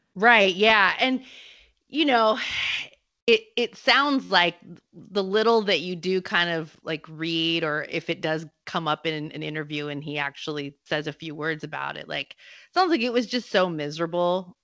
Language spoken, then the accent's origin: English; United States; I'm American